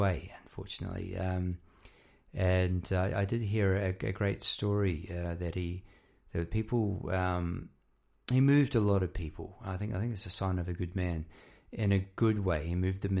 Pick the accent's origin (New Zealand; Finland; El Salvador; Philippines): New Zealand; moved away as an adult; now in Melbourne, Australia; I'm actually from New Zealand, if you hadn't guessed already with the accent. I'm living in Melbourne. I've been here about 20 years.